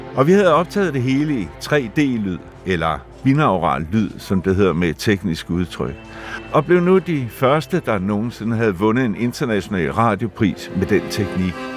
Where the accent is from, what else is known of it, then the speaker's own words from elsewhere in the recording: West Zealand, Denmark; moved away as an adult; inde i stuen derhjemme på Vestjylland